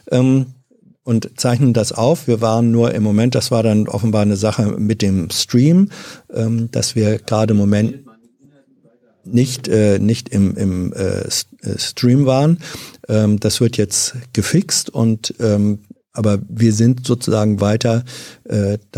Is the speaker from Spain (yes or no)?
no; Hannover, Lower Saxony, Germany; Also ich bin zwar in Hannover aufgewachsen, ähm, mhm. Manche nennen das ja auch ein niedersächsisches